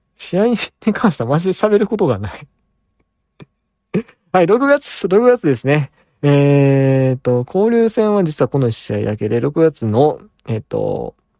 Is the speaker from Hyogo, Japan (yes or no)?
yes; Amagasaki, Hyogo, Japan; 僕の出身はですね、兵庫県の尼崎というですね